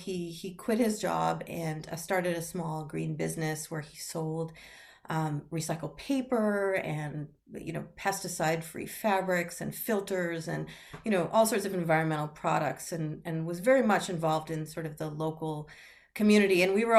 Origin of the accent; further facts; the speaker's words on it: Montreal, Quebec, Canada; I grew up in a household where my father and stepmother were pretty deep environmentalists when I was growing up in Montreal, Canada.